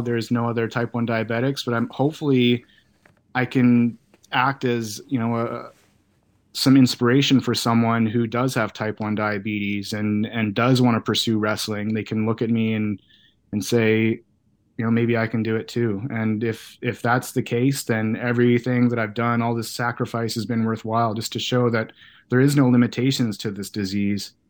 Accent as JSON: {"language": "English", "country": "Canada", "tie": "born or raised there", "said": "being a kid from Canada"}